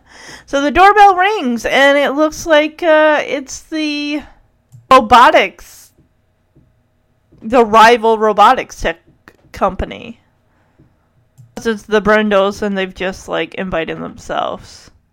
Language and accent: English; Detroit, Michigan, United States; born there; And I was born in Detroit, so, yeah.